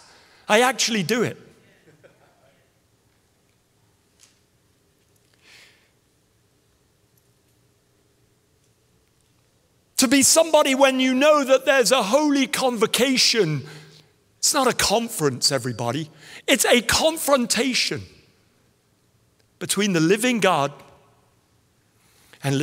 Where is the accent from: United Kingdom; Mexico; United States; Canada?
United Kingdom; England; I was no longer English